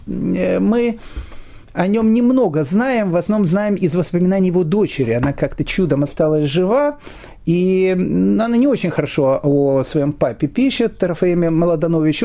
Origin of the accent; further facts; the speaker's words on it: Kyiv, Ukraine; moved away; я сам родом из Киева